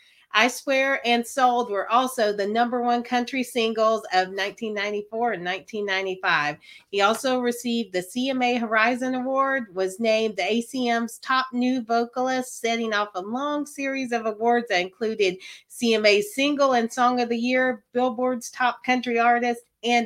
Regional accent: Kentucky, United States; from my home state of Kentucky

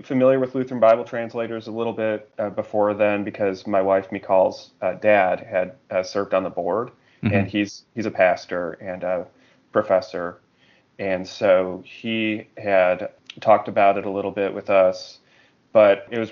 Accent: outside of Chicago, Illinois, United States; moved away as an adult; also born or lived in Mali; I grew up outside of Chicago

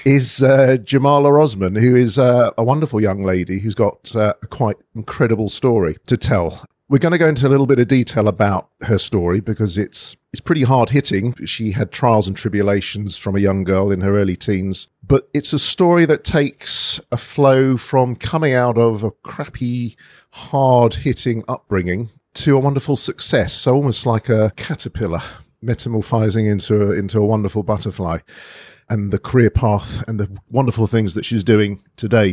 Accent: London, United Kingdom; I'm a northwest London boy myself

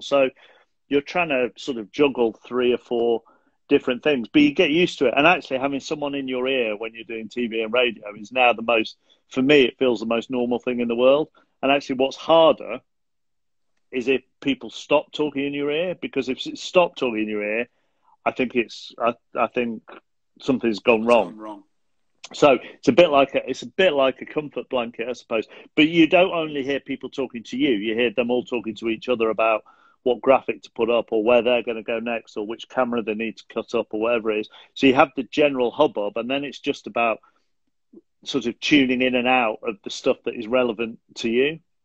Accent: Manchester, North West England, United Kingdom; also born or lived in Rochdale; I was born in Rochdale, um, and moved to moved to South Manchester when I was um 18 months too

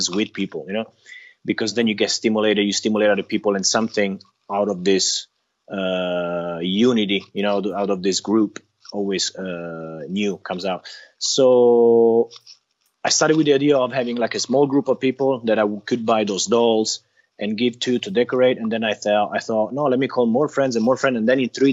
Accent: Italy; I'm from Italy

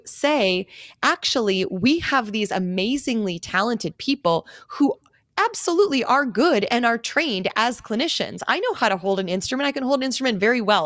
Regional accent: Greendale, Wisconsin, United States; moved away as an adult; also born or lived in Minneapolis, Minnesota; now in Scottsdale, United States; I grew up in Greendale, went to Pop Dental Lab as a field trip

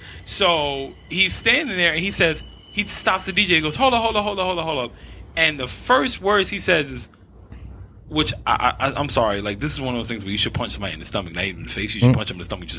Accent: New York City, New York, United States; also born or lived in Throgs Neck, Bronx / Brooklyn; So my grandmother took us and then I grew up in Spanish Harlem.

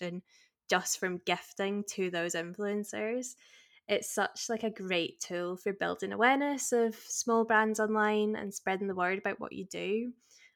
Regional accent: Glasgow, Scotland, United Kingdom; also born or lived in Manchester; I was born in Manchester, but I now live in Glasgow. I've lived here like most of my life

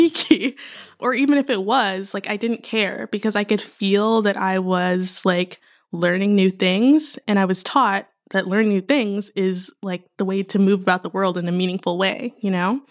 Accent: Houston, Texas, United States; I was born and raised there.

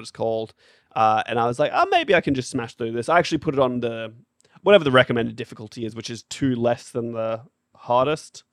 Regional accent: Australia; 'cause we're Australian

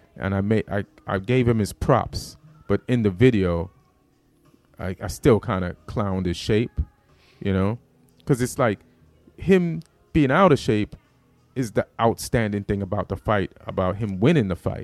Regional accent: Jamaica; moved away; also born or lived in New York; I'm from Jamaica, so that material was about me being Jamaican

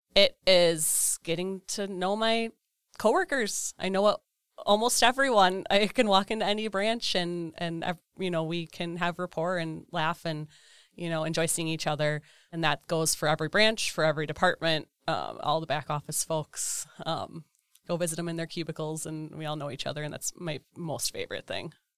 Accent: Eden, Wisconsin, United States; Eden, Wisconsin.

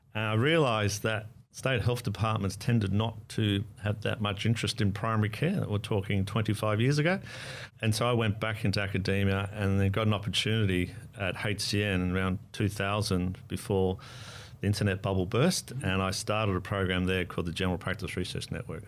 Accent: Australia; moved away as an adult; now in New Zealand; I am Australian by national, and I've lived between Australia and New Zealand for about the last ten-odd years, thirteen-odd years

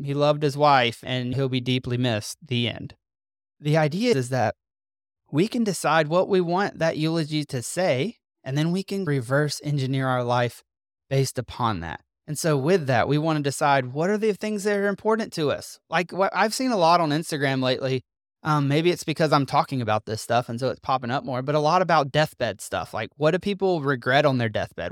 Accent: Mississippi, United States; moved away as an adult; also born or lived in North Carolina; We are from Mississippi. All our family lives in Mississippi

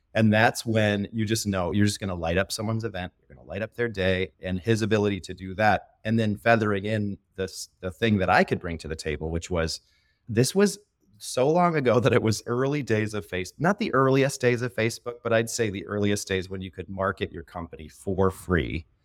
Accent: northwest Indiana, United States; moved away as an adult; also born or lived in West Michigan; now in Grand Rapids, United States; I grew up in the top corner of Indiana

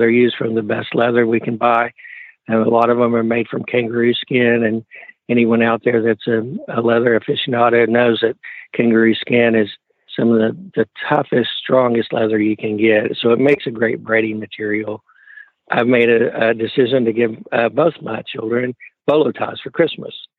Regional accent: Wichita Falls, Texas, United States; I'm from Wichita Falls, Texas.

